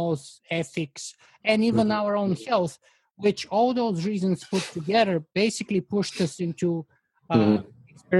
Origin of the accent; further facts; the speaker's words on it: Bulgaria; moved away; I grew up in Bulgaria